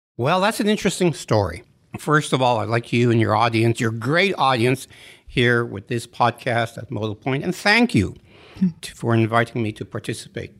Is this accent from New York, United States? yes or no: no; Western Massachusetts, United States; moved away; also born or lived in Montreal, Canada; I'm from Western Mass and from Montreal